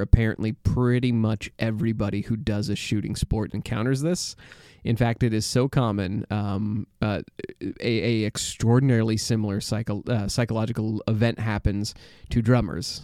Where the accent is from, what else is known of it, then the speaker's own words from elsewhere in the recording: United States; as an American